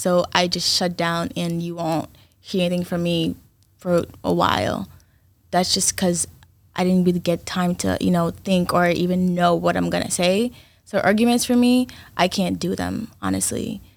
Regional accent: Brockton, Massachusetts, United States; also born or lived in Haiti; originally I'm from Haiti, but I'm from Brockton.

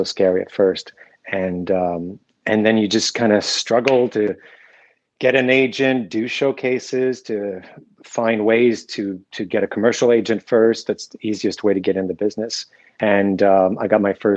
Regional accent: Sherbrooke, Quebec, Canada; I'm from Sherbrooke, Quebec, which is a small town outside of Montreal

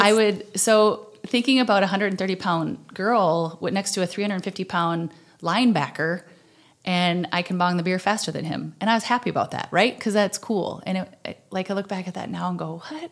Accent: Slayton, Minnesota, United States; I'm originally from Slayton, Minnesota, which is the very southwestern corner

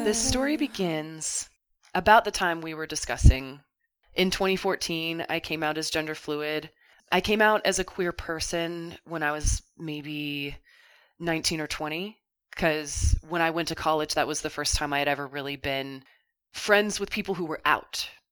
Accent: Kentucky, United States; growing up in Kentucky, I didn't feel like I could be the person that I wanted to be

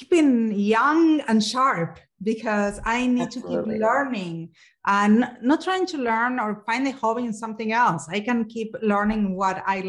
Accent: Argentina; growing up in Argentina, of course, everyone has Coke and Pepsi, but we were a Coke family.

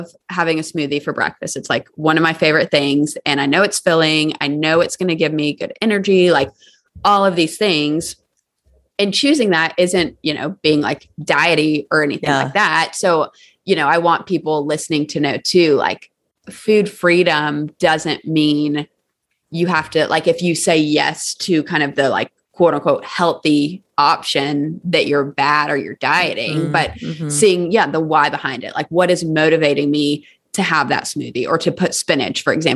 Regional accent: Charleston, South Carolina, United States; now in Nashville, United States; I'm from Charleston, South Carolina

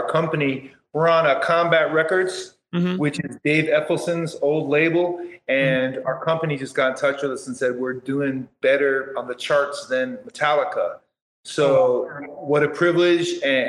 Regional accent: Portland, Oregon, United States; now in Houston, United States; I came from Portland, Oregon. And now that I'm here in Houston, Texas

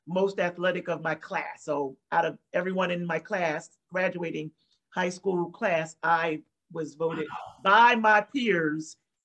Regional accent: New Jersey, United States; I grew up in South Jersey. I'm from New Jersey. South Jersey.

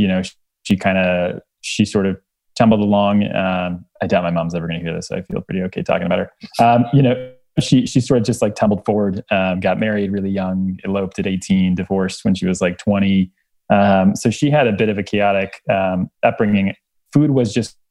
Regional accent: Miami, Florida, United States; I was born in Miami, Florida

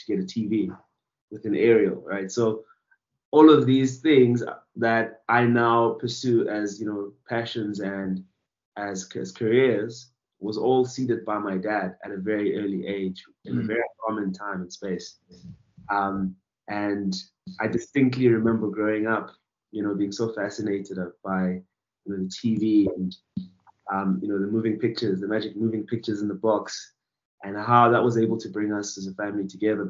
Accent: Thulamahashe, Mpumalanga, South Africa; I was born in a little village called Tulamahashe in Bushbuckridge, and that's in the province of Mpumalanga

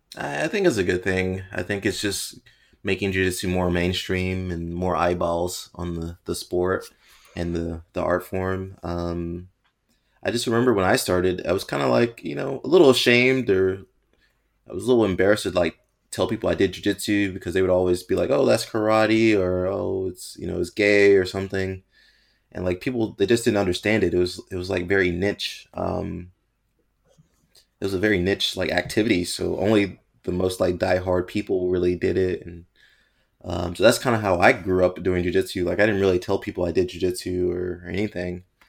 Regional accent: United States; growing up in America, you play, like, football, American football, play baseball and basketball

